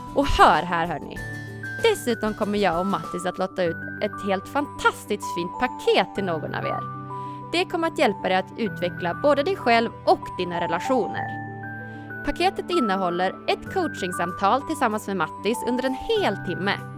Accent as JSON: {"language": "Swedish", "town": "Umeå", "region": "Västerbotten County", "country": "Sweden", "said": "Jag är ju från eh, Umeå"}